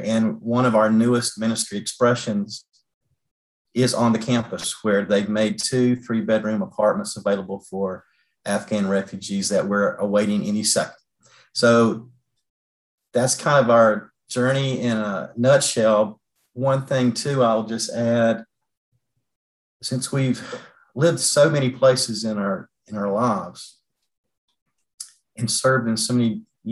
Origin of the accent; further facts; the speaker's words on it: North Carolina, United States; Kim and I are born and bred in North Carolina